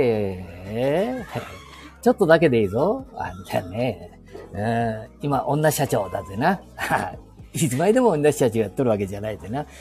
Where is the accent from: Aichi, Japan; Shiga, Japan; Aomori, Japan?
Aichi, Japan; Handa; この地元